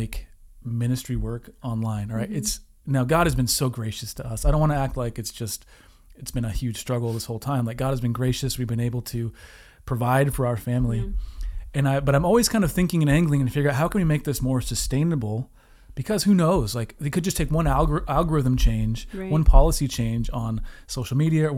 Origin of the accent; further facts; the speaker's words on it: Washington, United States; moved away as an adult; also born or lived in Southern California; We're from Washington State.